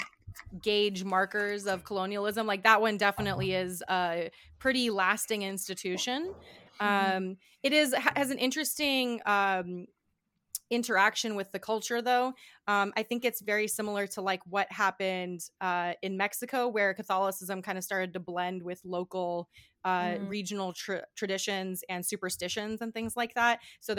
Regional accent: Guam; moved away; also born or lived in Florida, United States; I'm originally from Guam. That is a U.S. territory in the Pacific Ocean. And we are part of a chain of islands called the Micronesian Islands. And I lived on Guam for most of my life my whole life until 2011.

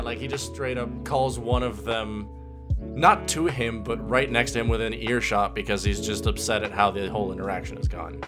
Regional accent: Puerto Rico; I'm from Puerto Rico.

